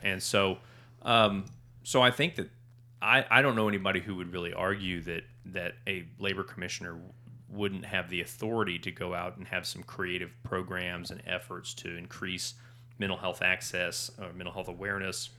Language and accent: English; Norman, Oklahoma, United States; I grew up in Norman